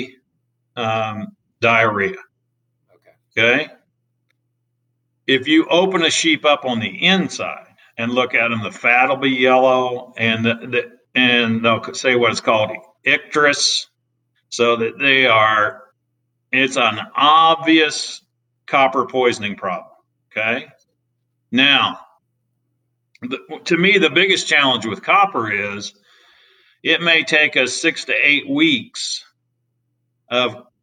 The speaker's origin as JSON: {"language": "English", "region": "Indiana", "country": "United States", "tie": "born or raised there", "also_born_or_lived": "Las Cruces, New Mexico", "moved": "as an adult", "lives_now": "Iowa, United States", "said": "I grew up in Indiana"}